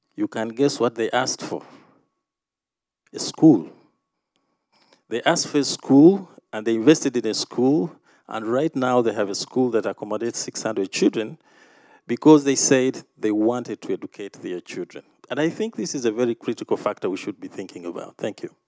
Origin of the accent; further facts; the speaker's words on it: Uganda; coming from Uganda